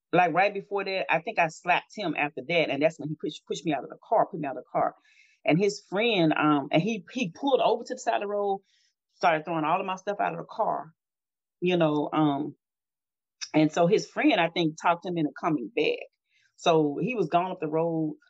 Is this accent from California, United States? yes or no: no; Natchez, Mississippi, United States; My hometown is Natchez, Mississippi, and on the river.